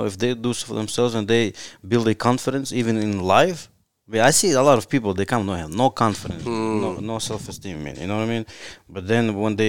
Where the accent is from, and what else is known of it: Tajikistan; English is a second language; now in Louisville, United States